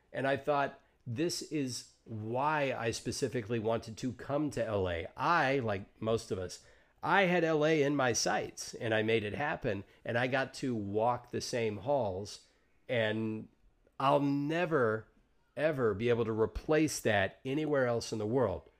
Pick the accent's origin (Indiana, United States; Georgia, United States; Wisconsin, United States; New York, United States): Georgia, United States; now in Los Angeles, United States; I grew up in Georgia